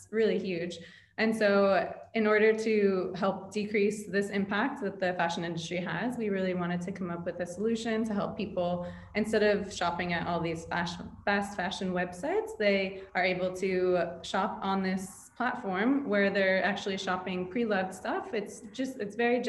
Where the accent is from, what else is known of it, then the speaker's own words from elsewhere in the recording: New York, United States; moved away as an adult; now in Dubai, United Arab Emirates; I was born and raised in New York